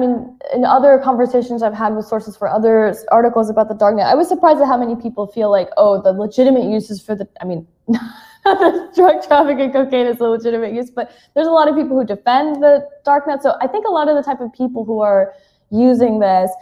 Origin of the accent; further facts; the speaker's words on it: United States; moved away; I'm American, but I live abroad